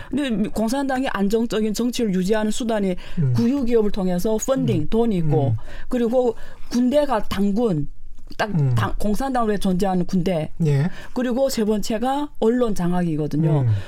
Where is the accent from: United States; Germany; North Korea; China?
China; now in South Korea; 저는 네. 그렇게 사, 중국에서 안 살았거든요